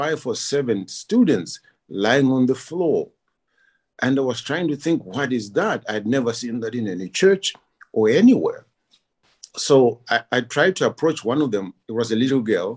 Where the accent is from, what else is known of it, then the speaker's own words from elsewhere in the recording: Zimbabwe; moved away as an adult; now in Kyiv, Ukraine; I'm originally from Zimbabwe